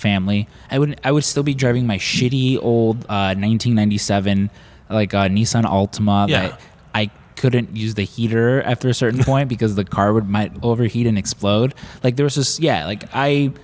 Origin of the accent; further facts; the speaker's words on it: Chicago, Illinois, United States; I'm from Chicago